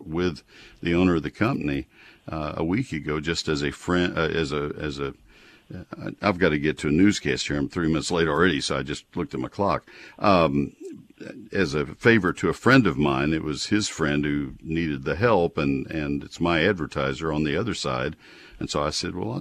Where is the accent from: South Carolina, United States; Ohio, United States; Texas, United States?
Texas, United States; College Station; I grew up in College Station where it's all post oaks